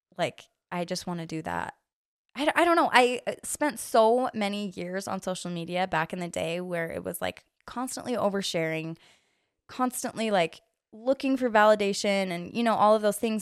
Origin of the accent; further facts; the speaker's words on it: Orem, Utah, United States; I am from here, from Orem. Grew up I literally never moved out of the neighborhood that I lived